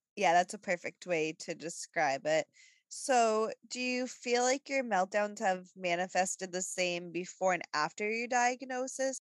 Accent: New England, United States; growing up in New England

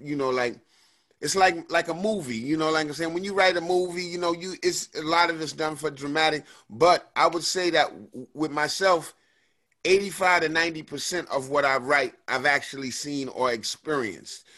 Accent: New York City, New York, United States; also born or lived in New Rochelle; I grew up, you know, um, between the Bronx and New Rochelle, which is a suburb of the Bronx.

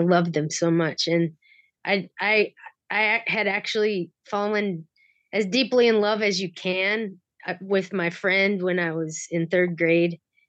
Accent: North Platte, Nebraska, United States; North Platte, Nebraska.

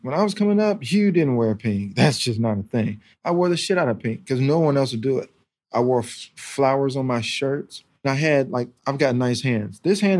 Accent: North Carolina, United States; also born or lived in Germany; So I was born in Germany, so I grew up over there for a while until I was like 6. And then we moved to North Carolina.

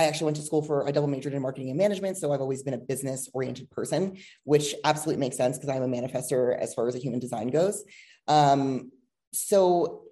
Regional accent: New Jersey, United States; moved away as an adult; also born or lived in Los Angeles, California / Miami, Florida; now in Boulder, United States; I'm originally from New Jersey

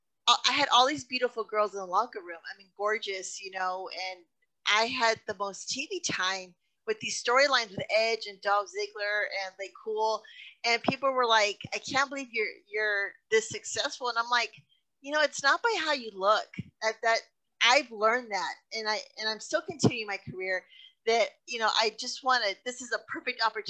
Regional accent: Texas, United States; I move back and forth out of Texas, and I always come back to Texas because there's nothing like being home for Texas.

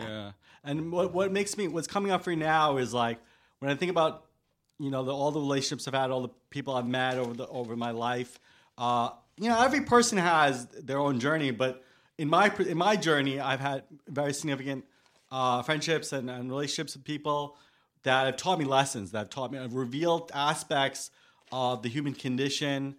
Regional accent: New York City, New York, United States; I was born in Staten Island. I've always had this relationship with New York, being that, um, I haven't lived anywhere else

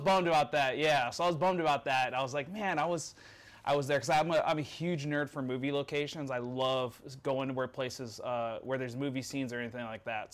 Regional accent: Mesquite, Nevada, United States; moved away; I grew up in Mesquite, Nevada

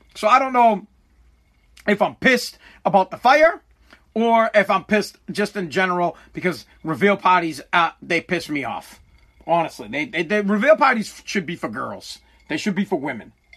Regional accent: United States; I'm American

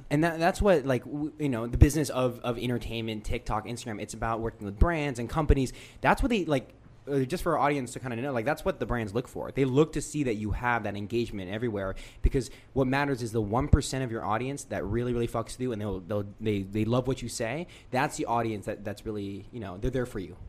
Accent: United States; we grew up in America

